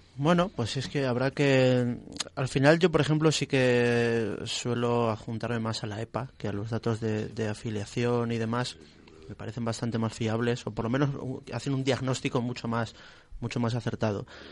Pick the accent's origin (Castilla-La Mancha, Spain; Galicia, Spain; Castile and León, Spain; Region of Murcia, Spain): Castilla-La Mancha, Spain; Ciudad Real; yo soy de Ciudad Real